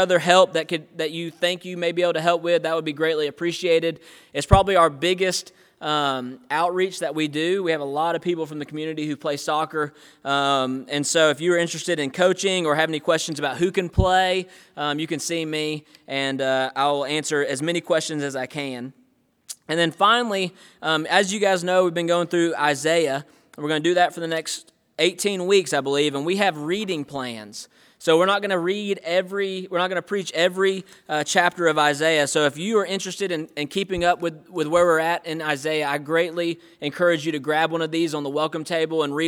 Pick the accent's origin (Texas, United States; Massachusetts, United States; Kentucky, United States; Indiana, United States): Indiana, United States; moved away; one of my best friends growing up in Indiana